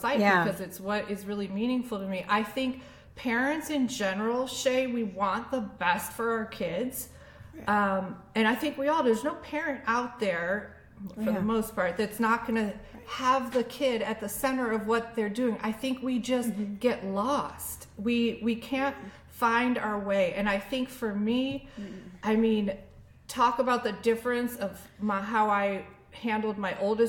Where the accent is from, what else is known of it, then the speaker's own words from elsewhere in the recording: Annandale, Virginia, United States; my hometown of Annandale, Virginia.